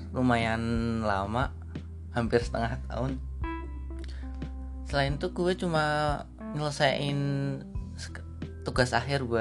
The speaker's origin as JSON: {"language": "Indonesian", "town": "Kendal", "region": "Central Java", "country": "Indonesia", "said": "gua dari Kendal"}